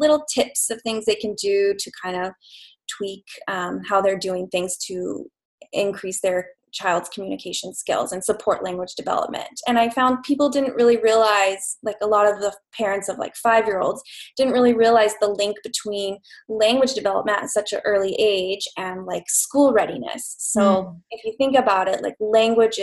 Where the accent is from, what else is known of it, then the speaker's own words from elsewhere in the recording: Idaho, United States; also born or lived in Los Angeles, California; now in Vancouver, Canada; I'm originally from the States, Idaho, actually.